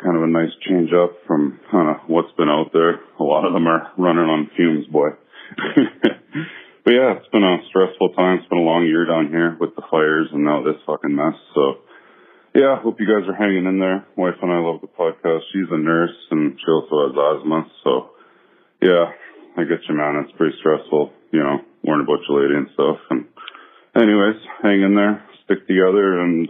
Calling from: Sydney, New South Wales, Australia; also born or lived in Canada; This is …, and I live in Sydney, Australia. Wife and I moved down here from Canada 3 years ago.

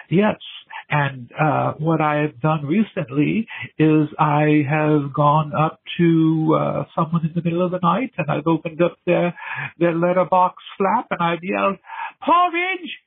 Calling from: England, United Kingdom; I'm calling from England.

